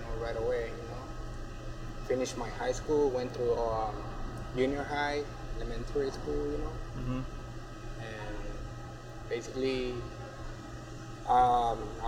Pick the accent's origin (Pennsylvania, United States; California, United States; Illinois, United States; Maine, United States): California, United States; Anaheim; also born or lived in Jalisco, Mexico; I'm from Mexico, Jalisco, but I've been living here since when I was 9 years old. And so I basically grew up here